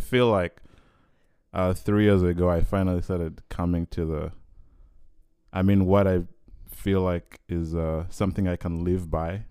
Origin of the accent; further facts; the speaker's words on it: Uganda; moved away as an adult; now in Vancouver, Canada; I come from Uganda